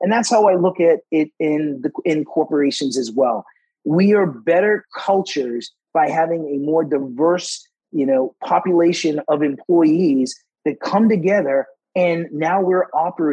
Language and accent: English; Boston, Massachusetts, United States; I grew up in Boston, Massachusetts, which was, you know, a very segregated area